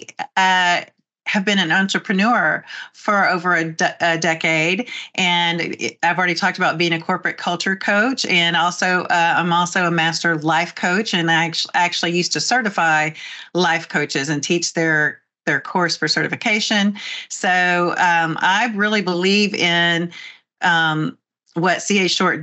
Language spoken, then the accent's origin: English; Texas, United States; by my saying y'all and hey and howdy, that I'm from Texas.